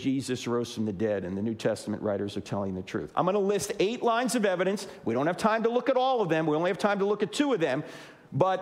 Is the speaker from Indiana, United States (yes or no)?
no; New Jersey, United States; moved away; I'm originally from New Jersey